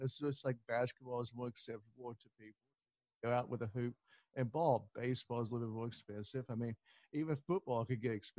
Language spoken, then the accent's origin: English; the South, United States; growing up in the South